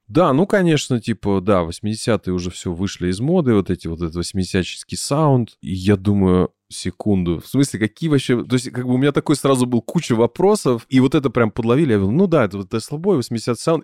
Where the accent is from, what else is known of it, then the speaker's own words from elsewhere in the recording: Minsk, Belarus; moved away; с моей малой родины из, из Минска